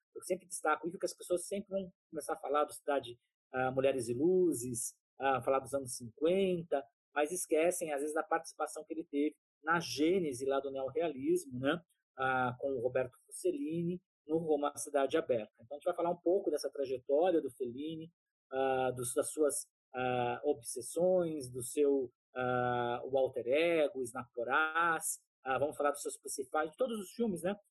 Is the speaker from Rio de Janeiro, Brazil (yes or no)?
no; Taubaté, São Paulo, Brazil; now in São Paulo, Brazil; Eu sou do interior de São Paulo, de Taubaté